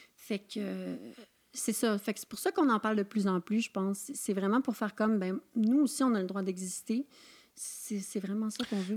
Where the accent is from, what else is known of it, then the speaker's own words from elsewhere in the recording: Saint-Siméon, Quebec, Canada; moi, je viens d'une petite région dans Charlevoix